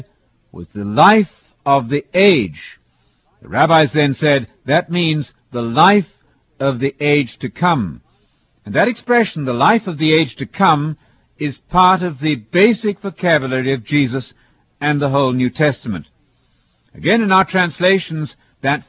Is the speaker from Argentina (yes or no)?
no; United Kingdom; as a British person